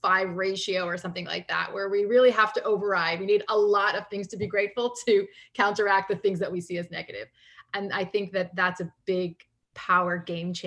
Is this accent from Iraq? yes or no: no; Canada; I grew up in Canada